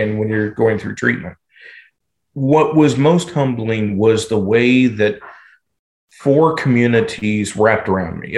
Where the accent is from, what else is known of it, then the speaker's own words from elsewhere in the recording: southwestern Indiana, United States; moved away as an adult; also born or lived in Louisville, Kentucky / Kentucky; I went to southwestern Indiana from the time I was about 7 until the time I was 21